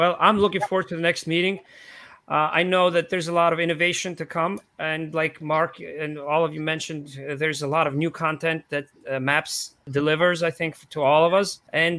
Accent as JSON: {"language": "English", "country": "Georgia", "tie": "born there", "said": "This is Tbilisi, Georgia, because I was born in Eastern Europe in the small country."}